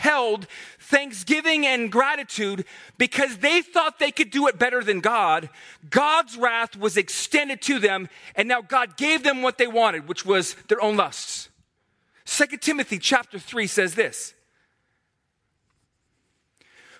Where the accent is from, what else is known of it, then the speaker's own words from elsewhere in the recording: Herndon, Virginia, United States; moved away; I'm from Herndon